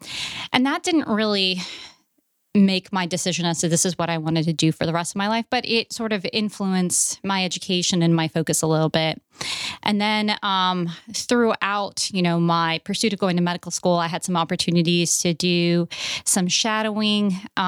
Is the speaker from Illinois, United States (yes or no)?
no; Louisiana, United States; born there; Well, I was born in Louisiana and I kind of moved around a lot across the country.